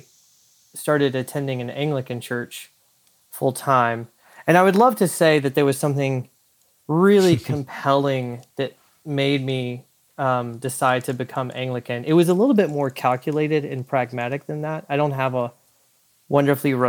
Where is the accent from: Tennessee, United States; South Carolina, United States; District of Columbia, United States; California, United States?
South Carolina, United States; Spartanburg; moved away as an adult; also born or lived in Boston / Alabama; now in Plano, United States; I'm originally from South Carolina, and I'm from a small city called Spartanburg in South Carolina. Grew up on a lot of land